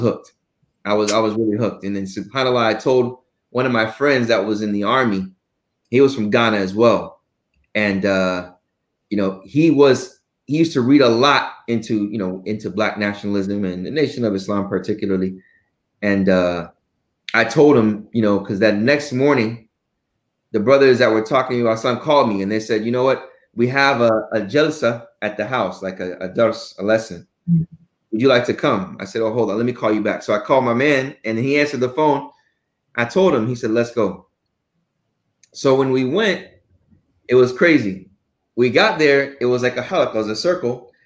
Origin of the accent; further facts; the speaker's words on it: Houston, Texas, United States; also born or lived in Arlington, Texas; I was born in Arlington, but only stayed in Arlington for about a year, and then raised in Houston my whole